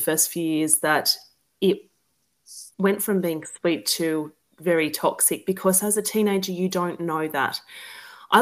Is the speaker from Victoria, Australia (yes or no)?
no; Newcastle, New South Wales, Australia; I grew up in New South Wales in Newcastle, just above Sydney.